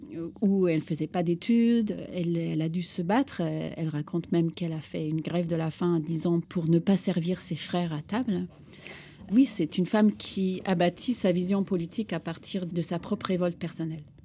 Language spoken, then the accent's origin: French; Istanbul, Turkey; French is a second language; now in France; j'ai grandi euh, dans un monde multiculturel d'Istanbul